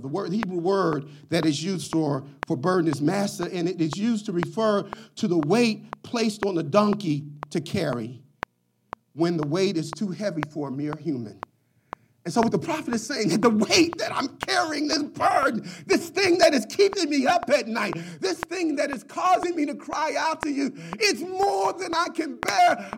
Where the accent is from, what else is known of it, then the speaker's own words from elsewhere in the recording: Philadelphia, Pennsylvania, United States; As a young child growing up in Philadelphia